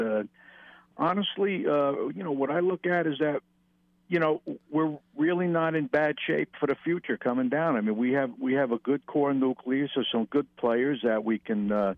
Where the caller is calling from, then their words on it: Manahawkin, New Jersey, United States; from Manahawkin.